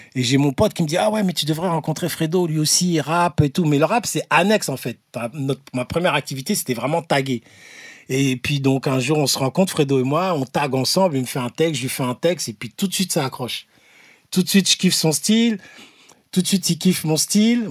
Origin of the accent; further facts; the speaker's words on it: Ivry-sur-Seine, Île-de-France, France; je viens d'Ivry-sur-Seine